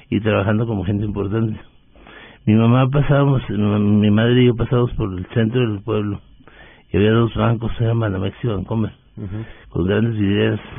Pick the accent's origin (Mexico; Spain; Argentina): Mexico; Delicias, Chihuahua; Yo soy un mexicano de origen humilde del norte de México, de Ciudad de Delicias, Chihuahua.